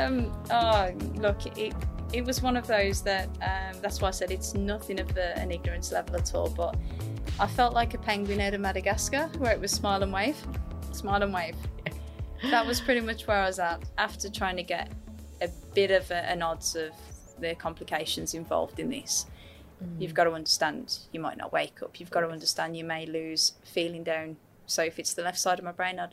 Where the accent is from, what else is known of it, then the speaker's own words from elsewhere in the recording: West Midlands, United Kingdom; now in Gold Coast, Australia; I always say Birmingham because Birmingham's the most commonly known. It's pretty much like your airports here. So if I say a town, that's where I'm from. But it's actually West Midlands.